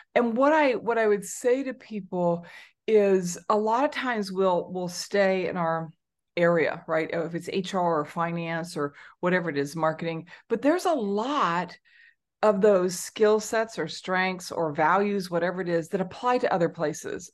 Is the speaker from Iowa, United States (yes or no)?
no; Southern California, United States; moved away as an adult; also born or lived in China / Hong Kong; now in Singapore; I grew up in Southern California